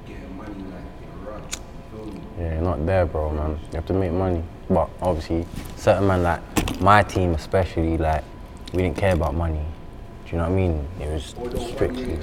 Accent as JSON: {"language": "English", "region": "London", "country": "United Kingdom", "said": "I'm from South, innit? So I'm from Catford. I'm from South East, innit?"}